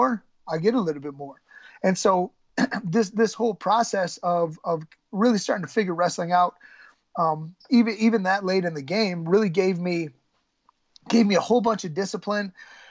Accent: Michigan, United States; I'm growing up in Michigan

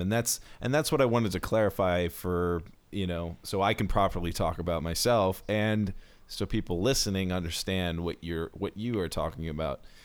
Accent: Baltimore, Maryland, United States; I'm from Baltimore

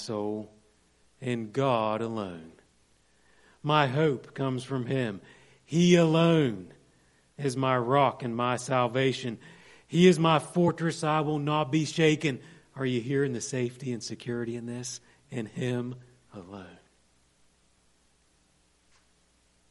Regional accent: Monongalia County, West Virginia, United States; moved away; I grew up in Monongalia County

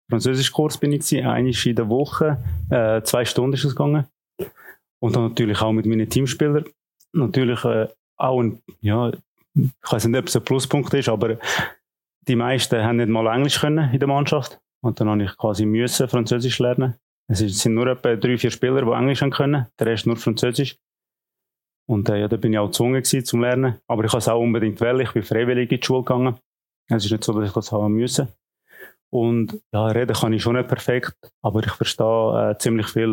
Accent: Unterägeri, Zug, Switzerland; moved away; also born or lived in Lucerne / Kriens / Schaffhausen / Thun; Ich bin aufgewachsen in Unterägeri, in Zug

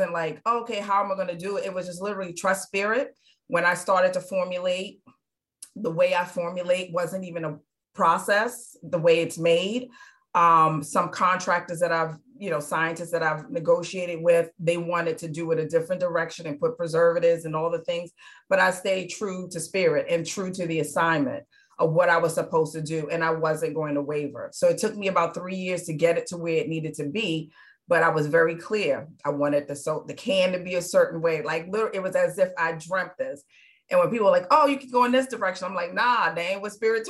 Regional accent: New York City, New York, United States; now in Charleston, United States; I was born and raised in New York. I was born in the Bronx, but raised in Midtown Manhattan.

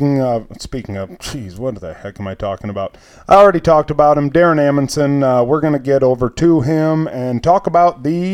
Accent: Iowa, United States; we're from Iowa

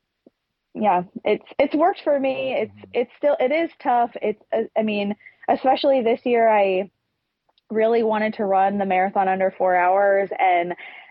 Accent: Pennsylvania, United States; we're from Pennsylvania

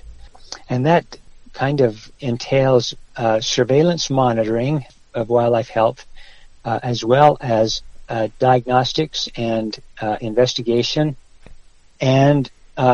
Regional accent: Wyoming, United States; moved away as an adult; also born or lived in Utah; now in New Mexico, United States; My high school days were in Wyoming. So it was Wyoming when I was a youngster that I learned to love hunting and fishing

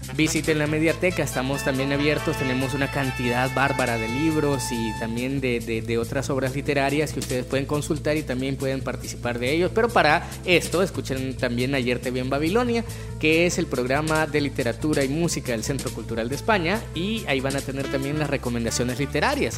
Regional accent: El Salvador; nuestra historia como salvadoreños y salvadoreñas

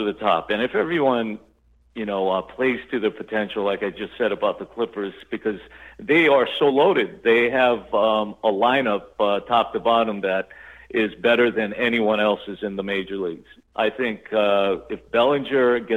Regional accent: Hawaii, United States; also born or lived in Torrance, California; now in Los Angeles, United States; I was born in Torrance. My family moved to Hawaii when I was a kid

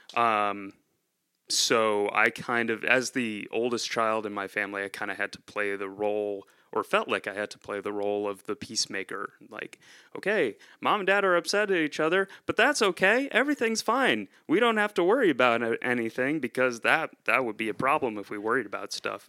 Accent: near Rochester, upstate New York, United States; moved away as an adult; also born or lived in central Pennsylvania; now in Pennsylvania, United States; I'm originally from upstate New York near, uh, Rochester

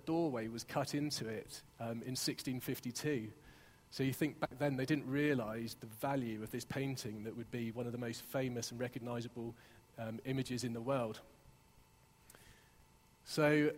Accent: Exeter, South West England, United Kingdom; moved away; also born or lived in Hertfordshire; you might tell by my accent, I grew up in Exeter

